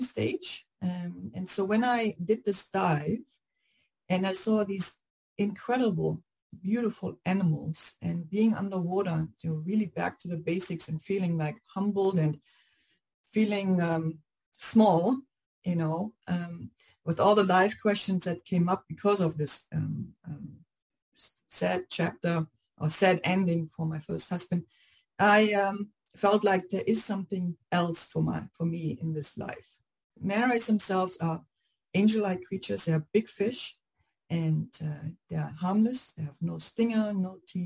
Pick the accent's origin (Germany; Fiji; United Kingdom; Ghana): Germany; moved away as an adult; now in Hawaii, United States; I grew up in Germany